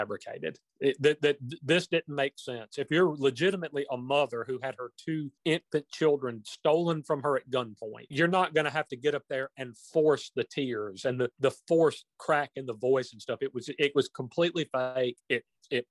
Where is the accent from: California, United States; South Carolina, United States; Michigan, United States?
South Carolina, United States; Union; I was born in Union, South Carolina, still reside there.